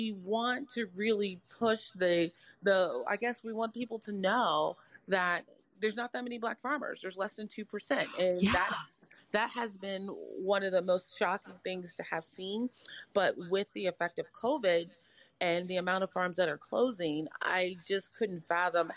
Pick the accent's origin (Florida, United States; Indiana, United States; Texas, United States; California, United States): Texas, United States; San Antonio; moved away as an adult; now in La Crosse, United States; I'm from San Antonio. And I'm in right now, like, Wisconsin.